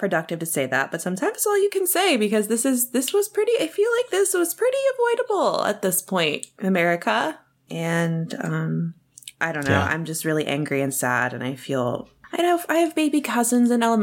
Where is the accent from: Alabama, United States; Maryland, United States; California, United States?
Maryland, United States; Annapolis; also born or lived in Chicago; I lost someone I knew in a mass shooting in Annapolis when someone shot up the Capitol Gazette. That was my hometown newspaper